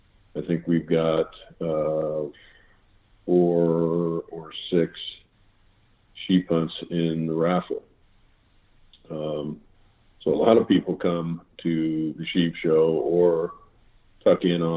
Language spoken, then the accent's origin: English; Ohio, United States; moved away; We talked about growing up in Ohio and all of that.